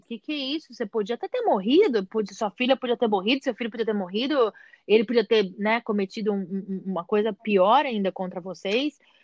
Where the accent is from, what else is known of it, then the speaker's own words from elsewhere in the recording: Brazil; moved away; a gente vem do Brasil